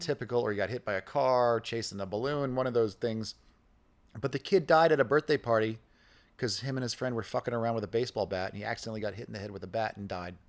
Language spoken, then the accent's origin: English; New York, United States; moved away as an adult; now in Austin, United States; I grew up in New York